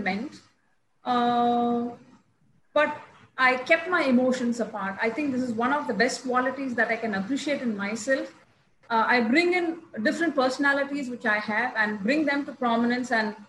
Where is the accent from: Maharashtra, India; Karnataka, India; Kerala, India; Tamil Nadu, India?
Tamil Nadu, India; Chennai; I'm from Chennai